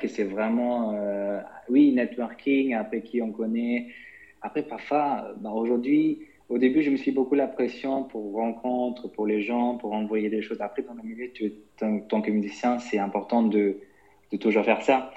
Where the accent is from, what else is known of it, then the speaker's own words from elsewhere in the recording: London, United Kingdom; moved away as an adult; also born or lived in Germany; je suis né en Allemagne, et j'ai grandi là-bas jusqu'à 10 ans, et puis après, j'ai, avec ma famille, on est déménagé, on est en Angleterre, à Londres, où j'ai fait toutes ma, mes études, etc., donc jusqu'à 25 ans